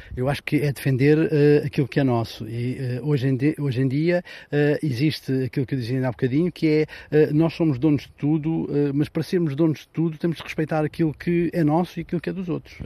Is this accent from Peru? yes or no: no; Aljezur, Algarve, Portugal; vivo na Costa Vicentina, em Algesur especificamente